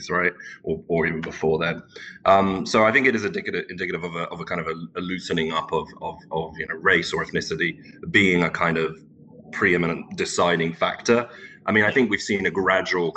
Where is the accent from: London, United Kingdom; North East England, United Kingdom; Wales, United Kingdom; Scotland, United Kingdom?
London, United Kingdom; first language Turkish; English is a second language; moved away as an adult; also born or lived in Istanbul, Turkey; now in Texas, United States; was really raised in the UK in Southwest London